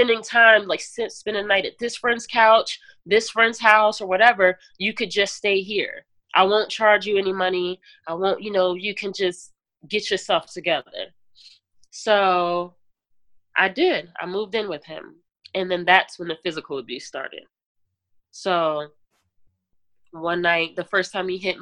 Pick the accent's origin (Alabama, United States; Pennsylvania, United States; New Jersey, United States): New Jersey, United States; I'm from Jersey